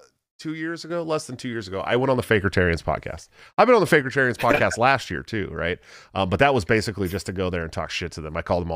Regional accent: West Coast, United States; I'm from the West Coast, dude. We don't know your lingo out there.

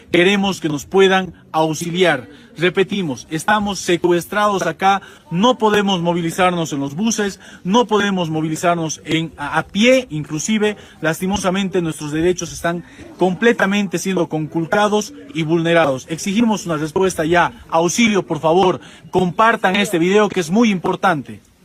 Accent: Bolivia; Yo soy boliviano

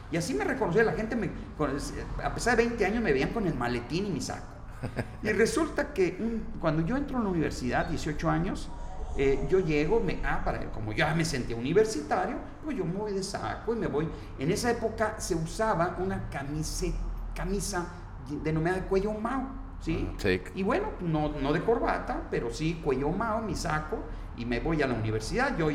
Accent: Tepic, Nayarit, Mexico; Mira, yo soy de aquí, de Tepic, Nayarit.

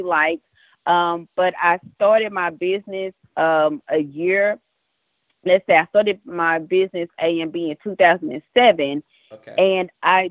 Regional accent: Dallas, Texas, United States; I grew up in Dallas, Texas, born and raised all of my life

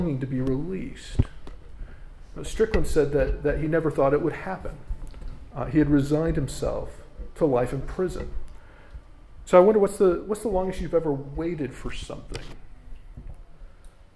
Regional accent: United States; accent: North American; now in London, United Kingdom; my accent tells you that I'm from somewhere in North America

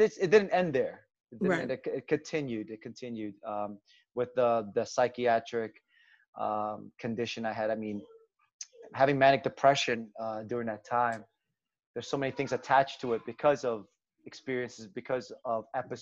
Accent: United States; also born or lived in Philippines; I grew up in America since I was 4.

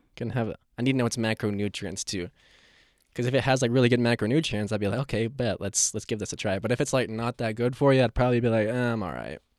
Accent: Asheville, North Carolina, United States; I was born and raised here, so I've seen it evolve to what it is

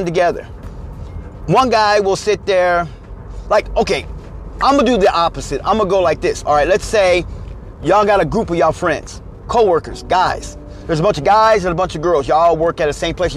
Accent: Missouri, United States; moved away; back home where I'm from, because I'm from the Midwest, I'm from the great state of Missouri

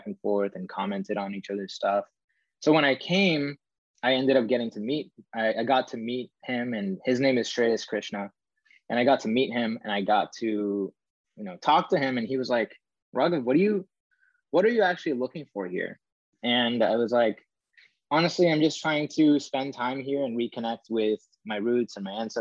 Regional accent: Bay Area, California, United States; I grew up in the Bay Area

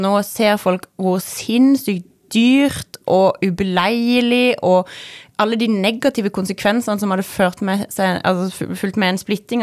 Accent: Sørlandet, Norway; som sørlending

